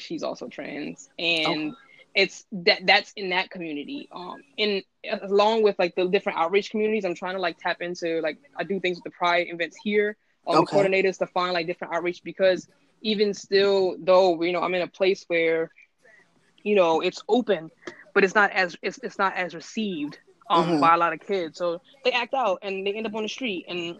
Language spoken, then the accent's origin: English; New York City, New York, United States; because I'm a New Yorker and I grew up in the village